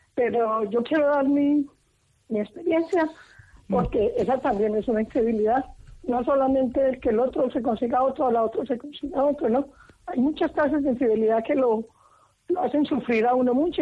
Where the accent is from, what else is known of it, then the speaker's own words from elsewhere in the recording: Colombia; now in Madrid, Spain; No soy de aquí, soy de Colombia